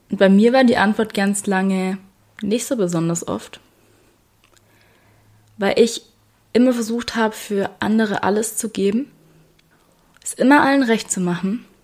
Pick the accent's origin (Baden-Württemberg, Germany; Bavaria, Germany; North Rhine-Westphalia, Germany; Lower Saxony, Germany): Baden-Württemberg, Germany; ich glaube, ich habe es schon mal erwähnt und man hört es auch, ich bin ein Schwabe.